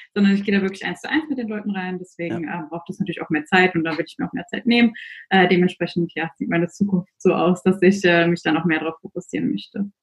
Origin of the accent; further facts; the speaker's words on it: near Frankfurt, Hesse, Germany; moved away as an adult; now in Amsterdam, Netherlands; ich komme genau aus der Nähe von Frankfurt eigentlich ursprünglich, wohne aber seit diesem Jahr in Amsterdam